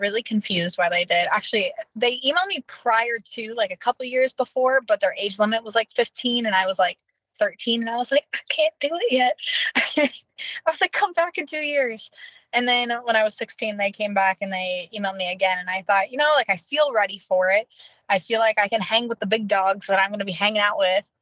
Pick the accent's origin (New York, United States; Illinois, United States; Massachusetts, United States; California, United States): California, United States; Norco; I am born and raised in Norco, California. I've been there my entire life